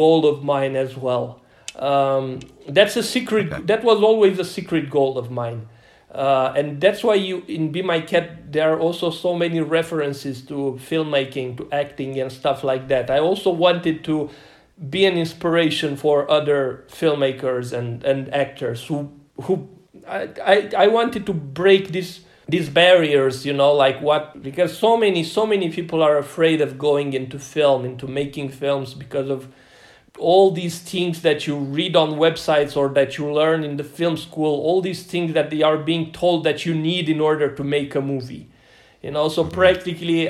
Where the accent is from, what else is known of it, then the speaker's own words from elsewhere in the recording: Romania; from Radouz, from my hometown.